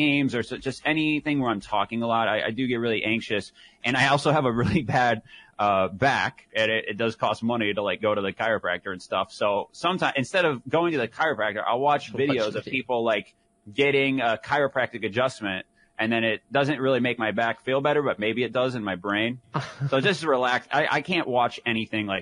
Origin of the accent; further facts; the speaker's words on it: middle of Michigan, United States; from the middle of Michigan like we were